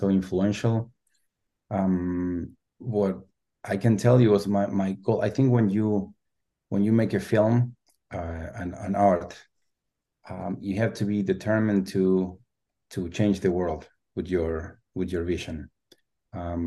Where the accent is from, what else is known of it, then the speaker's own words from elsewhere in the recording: Argentina; English is a second language; moved away as an adult; also born or lived in Los Angeles; now in San Francisco, United States; I'm originally from Argentina. I live in San Francisco